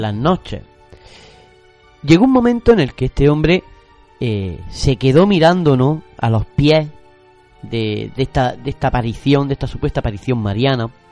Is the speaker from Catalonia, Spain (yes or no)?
no; Granada, Andalusia, Spain; como los granadinos lo, conocemos